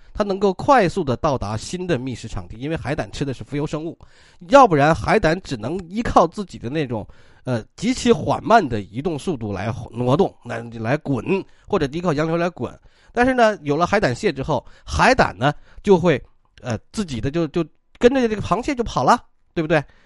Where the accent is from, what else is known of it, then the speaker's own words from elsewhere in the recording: China; 我们中国人